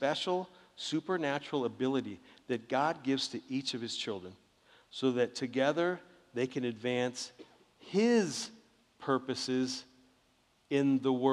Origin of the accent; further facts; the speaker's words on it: Southern California, United States; I grew up in Southern California